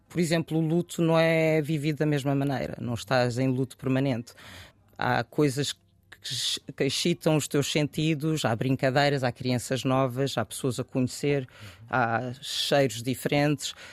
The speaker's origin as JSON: {"language": "Portuguese", "region": "Bissau", "country": "Guinea-Bissau", "said": "quem olha para mim sabe que eu sou de Bissau. E muitas vezes pensa que eu não sou sequer guineense."}